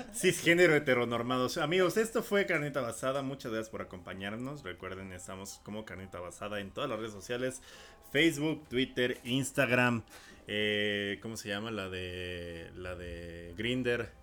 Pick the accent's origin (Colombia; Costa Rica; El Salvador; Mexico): Mexico